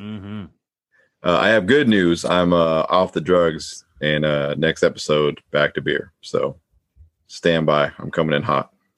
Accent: Pacific Northwest, United States; I was born here

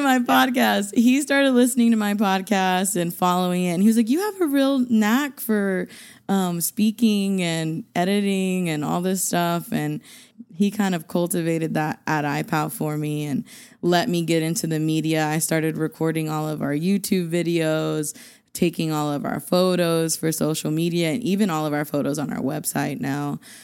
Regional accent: Borger, Texas, United States; moved away as an adult; now in Amarillo, United States; Growing up in Borger, I think because I grew up in Borger and not actually Amarillo

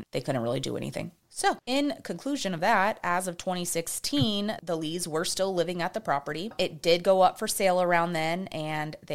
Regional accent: Texas, United States; I'm from Texas.

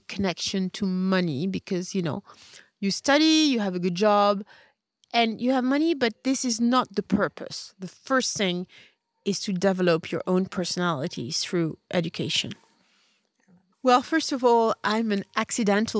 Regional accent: Paris, Île-de-France, France; moved away as an adult; now in Marrakesh, Morocco; I grew up in Paris, and I was always the only black person everywhere.

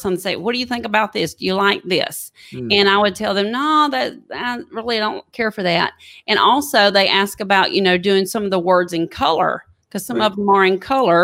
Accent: East Texas, United States; now in Alabama, United States; I was raised in East Texas

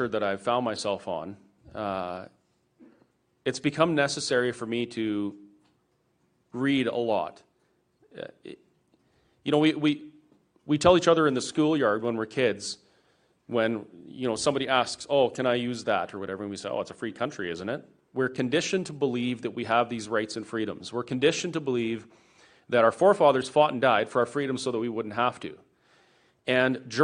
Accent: Alberta, Canada; as a Canadian and as an Albertan

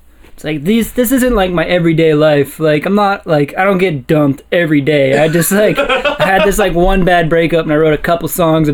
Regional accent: Warrendale, Pennsylvania, United States; I grew up in Warrendale.

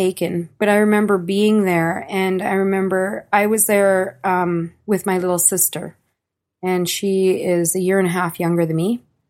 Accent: Yellowknife, Northwest Territories, Canada; born there; I was born in Yellowknife, Northwest Territories, okay, in 1976. And my family come from a long line of trappers.

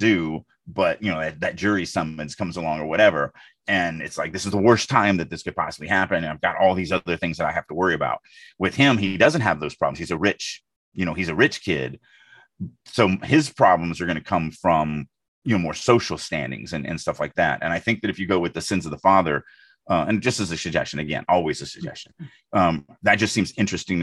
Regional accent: Deep South, United States; I grew up in the Deep South.

